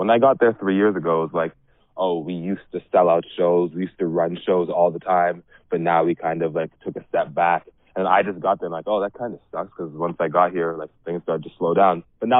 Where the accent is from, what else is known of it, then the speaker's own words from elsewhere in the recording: Ottawa, Ontario, Canada; moved away as an adult; now in Windsor, Canada; I'm from Ottawa.